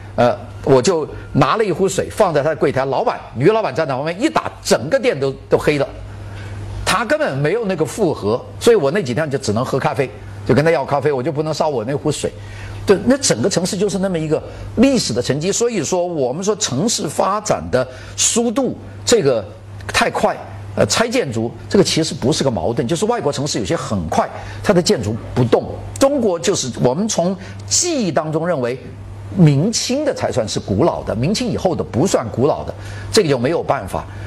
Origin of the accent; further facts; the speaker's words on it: China; 我们中国人的传统习惯就是喜欢拆